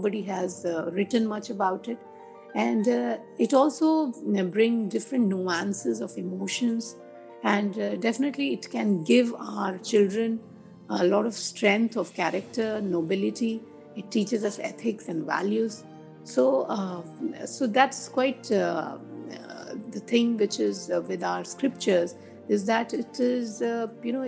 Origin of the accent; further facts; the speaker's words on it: India; moved away as an adult; also born or lived in London / Tokyo / Singapore; being Indian